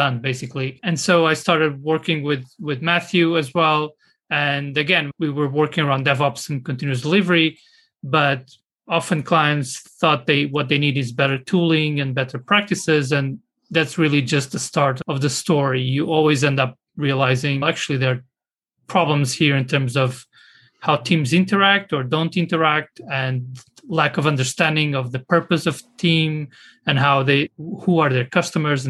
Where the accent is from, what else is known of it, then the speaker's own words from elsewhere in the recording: Lisbon, Portugal; I am from Lisbon in Portugal